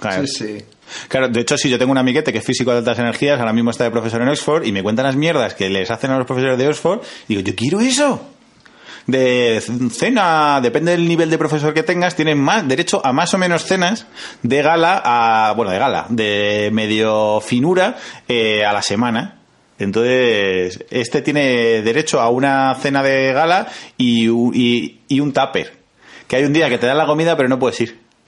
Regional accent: Madrid, Community of Madrid, Spain; nosotros que somos de Villaverde, es que eso lo llevamos en la sangre

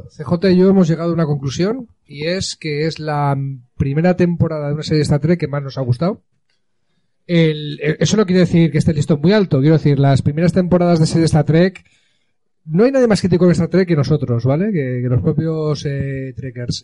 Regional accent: Alicante, Valencian Community, Spain; also born or lived in London; unos cuantos alicantinos

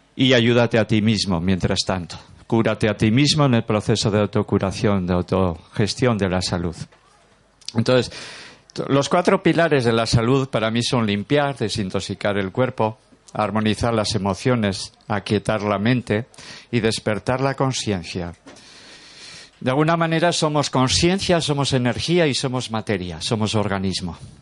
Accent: Durango, Basque Country, Spain; soy de Durango, nacido en Durango, a 30 kilómetros

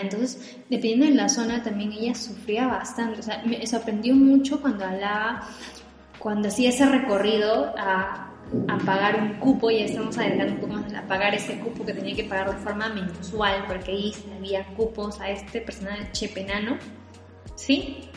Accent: Peru; nosotros como peruanos

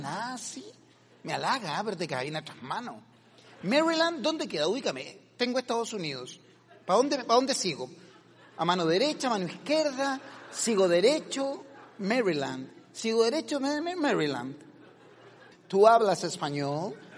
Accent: Coquimbo, Chile; Coquimbo, mi tierra natal. De Coquimbo soy.

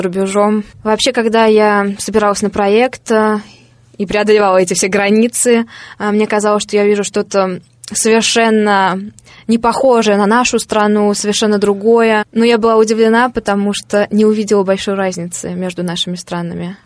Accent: Saratov Oblast, Russia; moved away as an adult

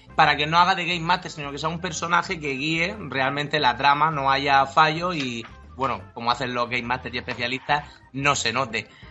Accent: Murcia, Region of Murcia, Spain; moved away as an adult; also born or lived in Madrid; nosotros somos de aquí de Murcia y nos volvimos de Madrid a vivir

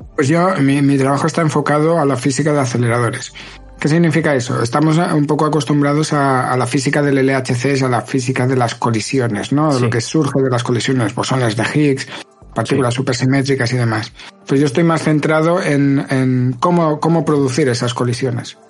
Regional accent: Barcelona, Catalonia, Spain; moved away as an adult; now in Geneva, Switzerland; soy de Barcelona y actualmente trabajo en el CERN

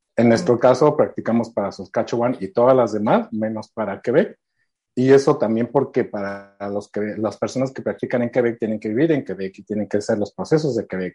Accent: Mexico; moved away as an adult; now in Canada; tengo 14 años viviendo aquí, soy originario de México.

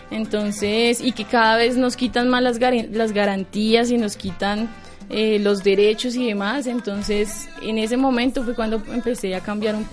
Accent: Bogotá, Colombia; Yo nací aquí en Bogotá. mi familia pues es de varias partes de, Colombia, decirlo así. Gran parte de Boyacá, del Llano, del Tolima. Entonces, pero mi infancia sí fue aquí.

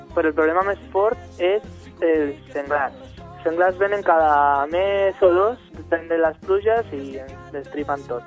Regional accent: Madrid, Community of Madrid, Spain; now in Catalonia, Spain; Jo sóc de fora, sóc de Madrid

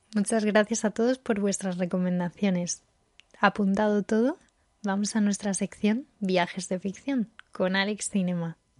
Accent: Barbate, Andalusia, Spain; soy de un pueblo de Cádiz, de Barbate

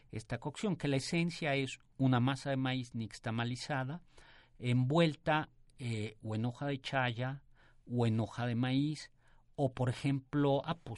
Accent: Uruapan, Michoacán, Mexico; De Michoacán, y, de Uruapan.

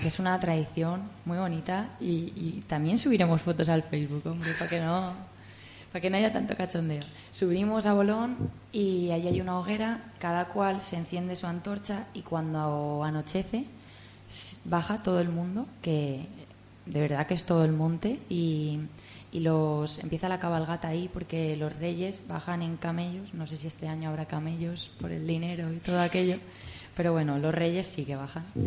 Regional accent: Elda, Valencian Community, Spain; yo soy de Elda, que es el mejor pueblo

